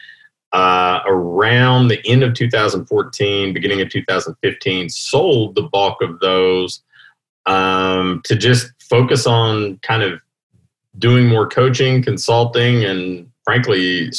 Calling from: Louisville, Kentucky, United States; I am in Louisville, Kentucky. So here in, I guess, the heart of the country

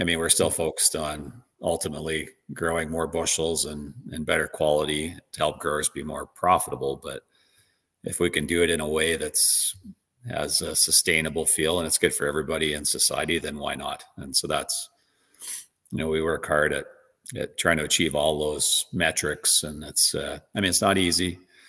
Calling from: Virden, Manitoba, Canada; Yeah, I currently reside in western Manitoba, a small town called Verdon.

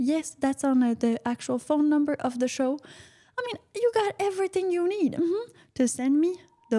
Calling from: United States; And well, Piper, I'm calling from the United States.

